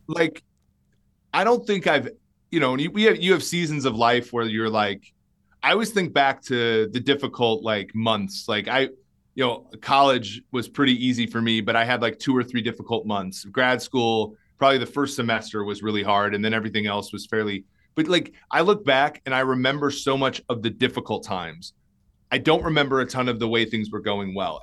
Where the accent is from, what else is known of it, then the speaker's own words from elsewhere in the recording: Minnesota, United States; I grew up in Minnesota.